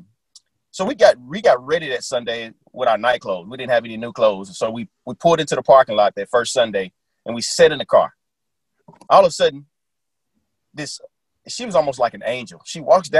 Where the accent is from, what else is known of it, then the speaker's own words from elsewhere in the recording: Little Rock, Arkansas, United States; I grew up in Little Rock, Arkansas during the times of the gangs